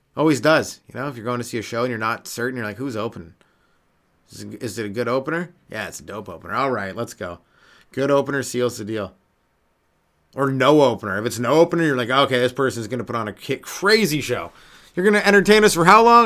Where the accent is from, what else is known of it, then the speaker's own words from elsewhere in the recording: Canada; I'm Canadian